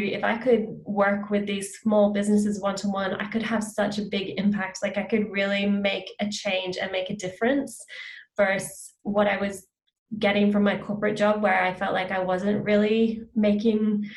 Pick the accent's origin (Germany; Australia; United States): Australia; now in Vancouver, Canada; I'm based in Vancouver, Canada. So I work with clients one-to-one, with clients across Canada and Australia and the US, because I'm from Australia originally